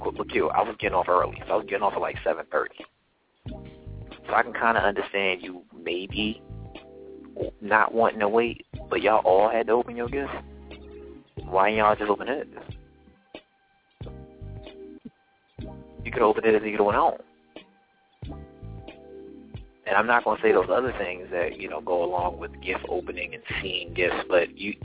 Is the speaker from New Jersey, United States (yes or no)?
yes; New Jersey, United States; I'm from New Jersey